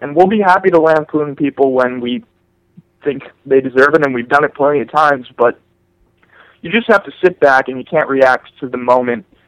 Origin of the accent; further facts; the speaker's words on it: New York, United States; I'm from New York